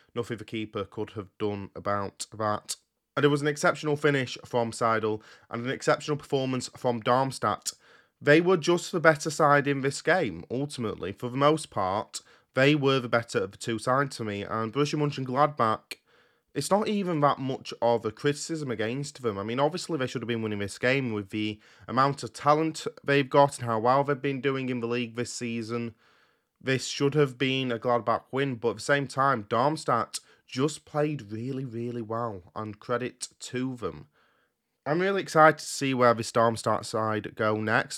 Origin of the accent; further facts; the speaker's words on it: United Kingdom; I record these podcasts in the U K and that I'm British